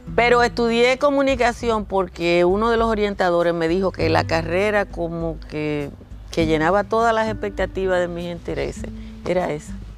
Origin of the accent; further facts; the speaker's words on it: Nizao, Peravia, Dominican Republic; moved away; Yo nací en Nisao, Nisao es un pobladito pequeñito, virtualmente a la orilla del mar